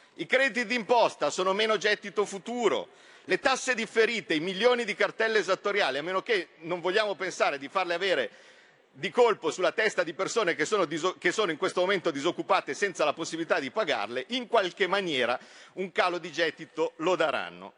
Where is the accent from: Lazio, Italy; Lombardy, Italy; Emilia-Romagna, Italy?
Lombardy, Italy; Como; io sono di Como, confino con la Svizzera